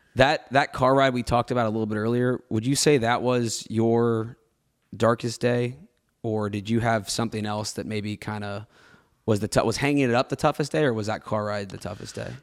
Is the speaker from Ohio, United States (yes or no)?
yes; Cincinnati, Ohio, United States; I grew up in Cincinnati